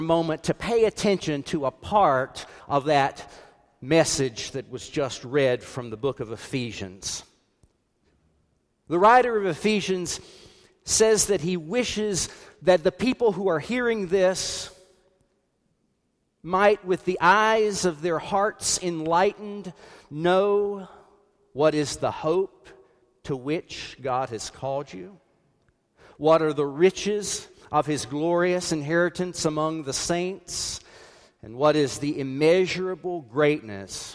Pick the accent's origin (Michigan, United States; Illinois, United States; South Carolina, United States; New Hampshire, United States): South Carolina, United States; When I grew up in South Carolina